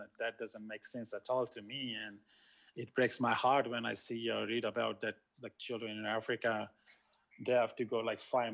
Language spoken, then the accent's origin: English; India; moved away as an adult; also born or lived in Australia; I grew up in India, so I've seen poverty